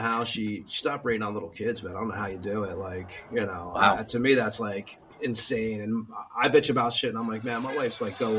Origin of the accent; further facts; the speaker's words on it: New Jersey, United States; moved away as an adult; now in Lithuania; I'm from Jersey